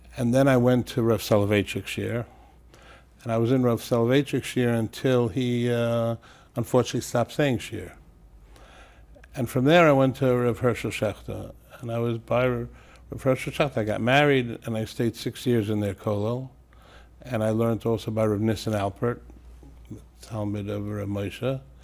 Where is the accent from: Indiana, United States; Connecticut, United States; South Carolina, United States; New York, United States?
New York, United States; New York City; moved away as an adult; also born or lived in Israel / Teaneck, New Jersey; now in Passaic, United States; I was born in Brooklyn and, uh, originally in Crown Heights. We moved to Canarsie